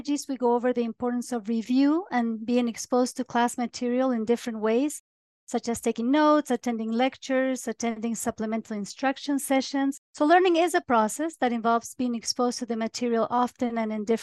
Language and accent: English; Córdoba, Argentina; now in Utah, United States; I am originally from Cordoba, Argentina